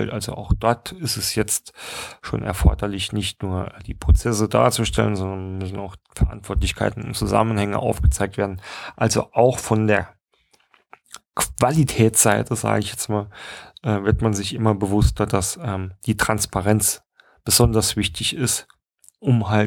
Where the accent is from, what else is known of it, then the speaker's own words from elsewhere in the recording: Saarland, Germany; gerade kann man vielleicht ja auch mal ansprechen aus dem Saarland, wo ich herkomme